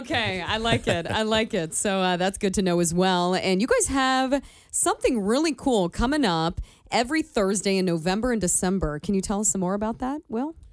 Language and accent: English; Northern Kentucky, United States; I grew up in Northern Kentucky